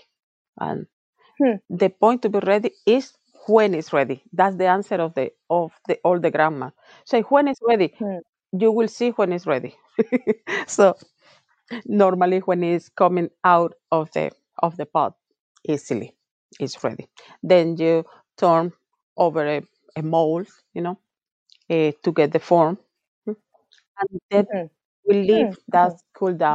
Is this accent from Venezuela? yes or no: yes; Venezuela; now in Ireland; in my region, in my hometown. We have a lot of goats